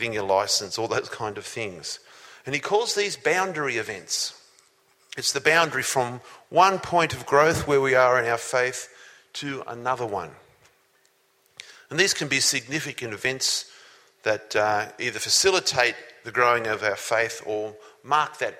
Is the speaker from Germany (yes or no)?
no; Sydney, New South Wales, Australia; also born or lived in Newcastle; when I was 12 years old. We lived in Sydney.